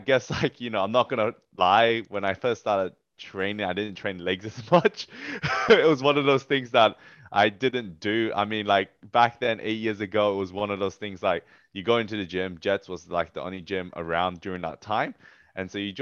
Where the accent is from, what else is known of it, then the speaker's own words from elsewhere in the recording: Australia; as an Australian athlete